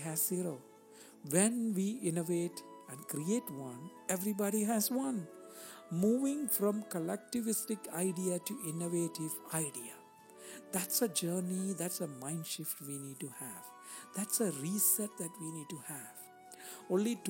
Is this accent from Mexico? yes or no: no; India; moved away; When I grew up in India